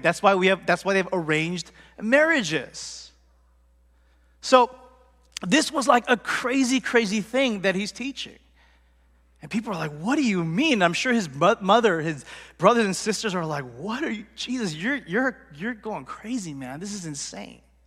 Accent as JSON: {"language": "English", "country": "United States", "tie": "born or raised there", "said": "I was born here, but my parents and my family, they're first generation, they're strong group, but I grew up in America"}